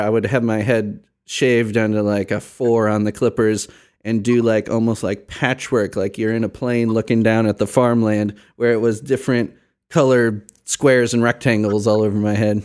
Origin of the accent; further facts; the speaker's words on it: Chicago, Illinois, United States; moved away as an adult; now in Indiana, United States; I grew up in Chicago, very multicultural city, very diverse.